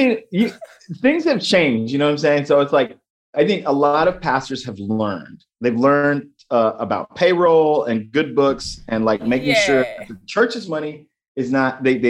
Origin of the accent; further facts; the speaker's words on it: Dallas, Texas, United States; I'm from Dallas. Yeah. I went to Munger and I went to New Hope Baptist Church in Sunny South.